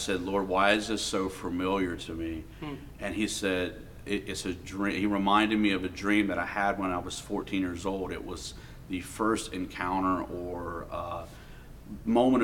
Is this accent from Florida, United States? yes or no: yes; Highlands County, Florida, United States; also born or lived in southern West Virginia; now in Charleston, United States; I grew up in Florida. I'm from southern West Virginia, but I was growing up in Florida, and it was in Highlands County, Florida.